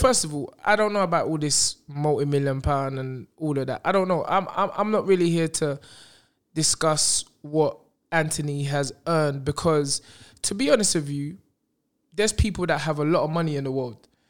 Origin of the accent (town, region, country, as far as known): London, United Kingdom; also born or lived in Brixton